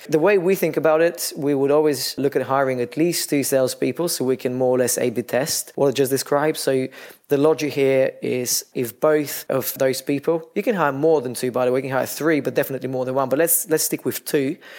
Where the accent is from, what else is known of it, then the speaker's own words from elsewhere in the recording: Bulgaria; moved away as an adult; now in London, United Kingdom; I'm originally from Bulgaria. I've lived in London for some 16 years now.